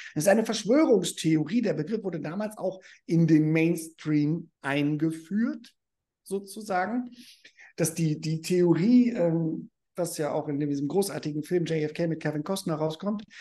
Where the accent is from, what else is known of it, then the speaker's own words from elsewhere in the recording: Germany; ich bin Deutscher. Und ich habe auch noch einen amerikanischen Pass.